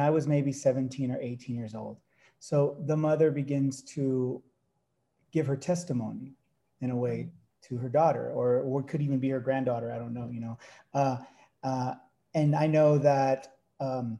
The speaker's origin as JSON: {"language": "English", "town": "Dinuba", "region": "California", "country": "United States", "tie": "born or raised there", "said": "the town I grew up in Central California, the town of Dinuba"}